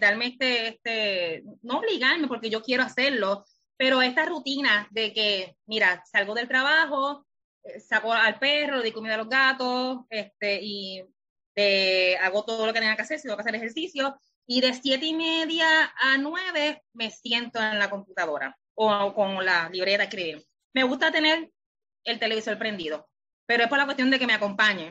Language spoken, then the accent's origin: Spanish; Lajas, Puerto Rico; moved away as an adult; now in San Juan, Puerto Rico; Soy de Lajas, pero vivo en San Juan.